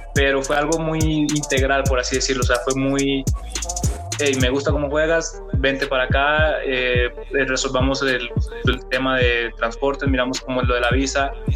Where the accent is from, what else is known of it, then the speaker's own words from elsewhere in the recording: Barranquilla, Atlántico, Colombia; moved away as an adult; also born or lived in Cartagena / Bucaramanga / California; now in Mexico; Yo nací en Barranquilla